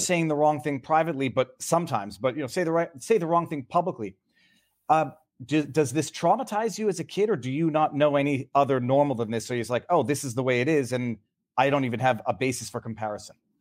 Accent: Canada; I'm, I'm second generation Canadian

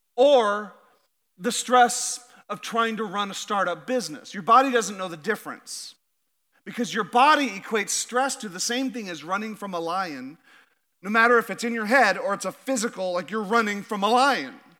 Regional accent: Alaska, United States; now in Idaho, United States; I'm from Alaska

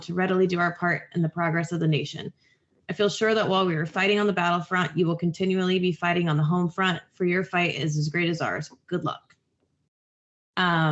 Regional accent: North Carolina, United States; I'm from the North Carolina

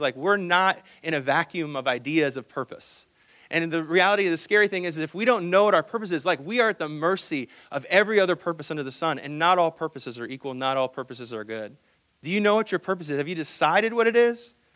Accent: Hong Kong; moved away; I'm actually from Hong Kong

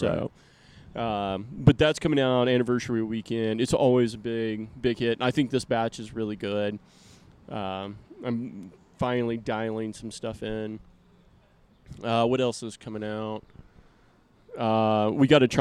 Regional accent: Texas, United States; born or raised there

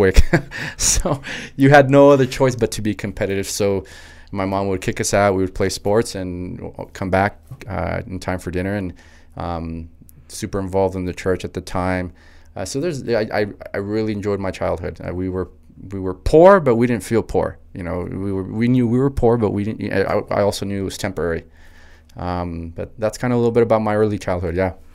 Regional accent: El Paso, Texas, United States; also born or lived in Anthony, Texas / Los Angeles / New York City; born and raised in El Paso, Texas

